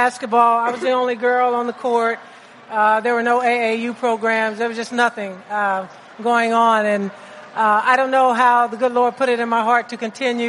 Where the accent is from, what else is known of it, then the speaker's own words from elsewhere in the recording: Kansas, United States; You know, I'm from Kansas, the land of Oz.